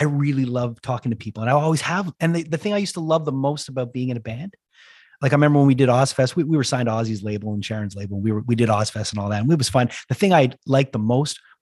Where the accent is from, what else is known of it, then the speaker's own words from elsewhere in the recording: Canada; I'm from Canada